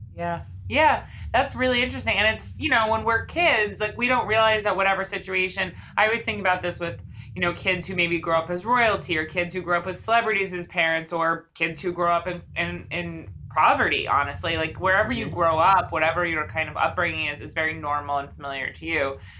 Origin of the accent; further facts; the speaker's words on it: Long Island, New York, United States; I grew up on Long Island, but I've lived in New York for I don't know, 20 years after